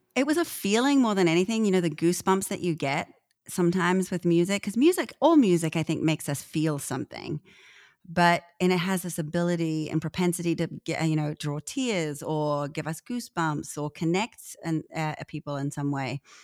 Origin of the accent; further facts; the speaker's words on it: New Zealand; I'm a Kiwi